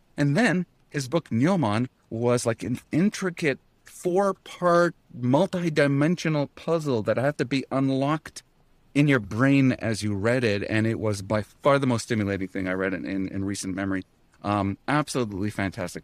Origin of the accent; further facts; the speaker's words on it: Ottawa, Ontario, Canada; moved away; in Ottawa right now, my hometown